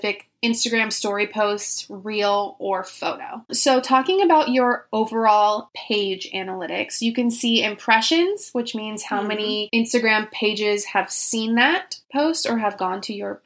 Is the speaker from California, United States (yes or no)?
yes; Orange County, California, United States; also born or lived in Germany; now in Los Angeles, United States; I grew up in Orange County